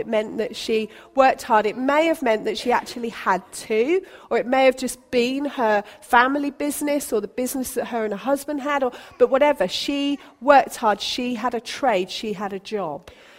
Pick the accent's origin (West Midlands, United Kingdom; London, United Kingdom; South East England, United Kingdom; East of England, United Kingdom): South East England, United Kingdom; Basingstoke; also born or lived in Colwyn Bay / St. Neots / Bishop's Stortford; now in Sutton, United Kingdom; so I was born in Colwyn Bay in Wales. I then spent most of my growing up in Basingstoke in Hampshire, and then we moved to St. Neots, and then we moved to Bishop Stortford, and then we moved here.